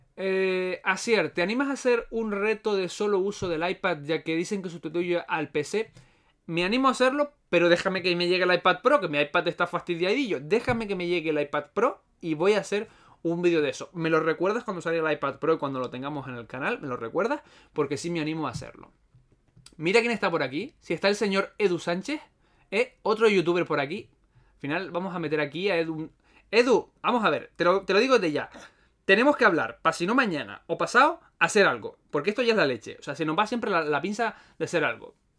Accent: Las Palmas de Gran Canaria, Canary Islands, Spain; soy de Canarias, en particular de Las Palmas, la mejor isla que hay.

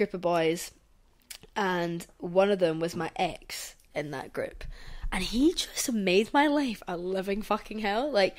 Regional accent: Scotland, United Kingdom; growing up in Scotland

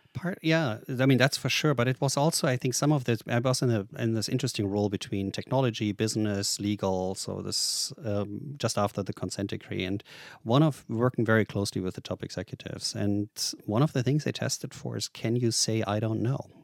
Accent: Germany; English is a second language; moved away as an adult; also born or lived in Boise, Idaho; I'm born and raised in Germany

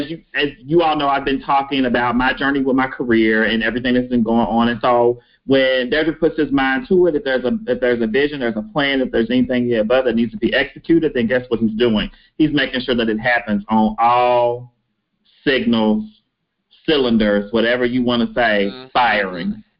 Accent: Henderson, Kentucky, United States; I am from small town USA, Kentucky, Henderson, Kentucky

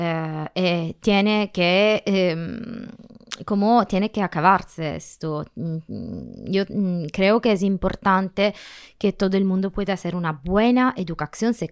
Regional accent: Calabria, Italy; Spanish is a second language; moved away as an adult; now in Spain; Soy italiana, tengo 37 años, eh, soy del sur de la Italia, en Calabria. Eh, me soy mudada aquí al final de septiembre

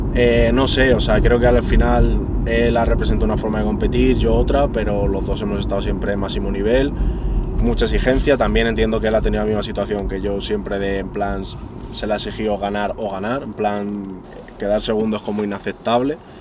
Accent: Madrid, Community of Madrid, Spain; en mi ciudad, ya no es que sea en mi país, es que encima es en mi ciudad

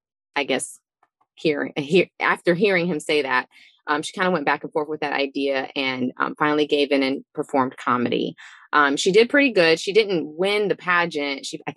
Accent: Eritrea; I'm from Eritrea

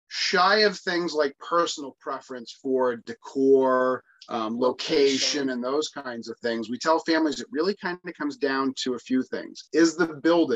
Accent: Lakes Region, New Hampshire, United States; growing up in the Lakes region where we grew up

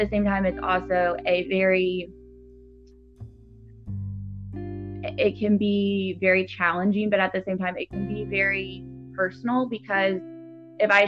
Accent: Nashville, Tennessee, United States; I'm from Nashville, Tennessee

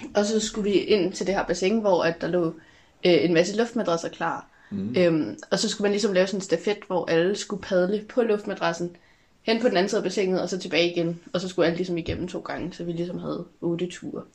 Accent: Hillerød, Capital Region of Denmark, Denmark; jeg kommer fra Hillerød

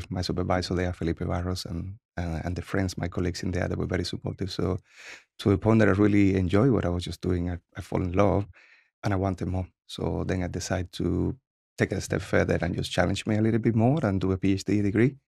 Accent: Cuba; English is a second language; now in United States; So like every other kid, I have a lot of freedom there. So in Cuba, the actual kids are like king.

